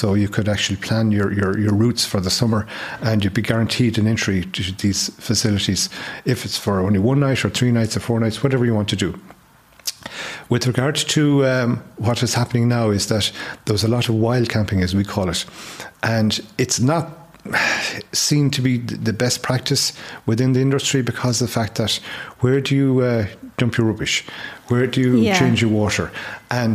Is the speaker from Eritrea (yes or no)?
no; Mayo, Connacht, Ireland; I'm from Mayo, and I have relatives in Achill